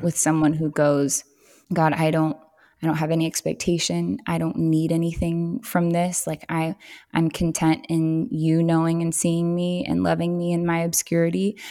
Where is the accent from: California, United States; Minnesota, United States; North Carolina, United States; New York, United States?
California, United States; Southern; moved away as an adult; now in Tennessee, United States; growing up in Southern California, it, it was incredibly diverse